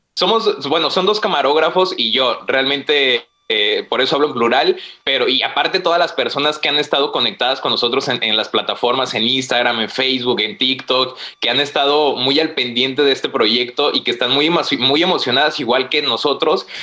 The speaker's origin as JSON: {"language": "Spanish", "region": "Guanajuato", "country": "Mexico", "moved": "yes", "lives_now": "Tijuana, Mexico", "said": "Soy de Guanajuato, pero vivo en Tijuana."}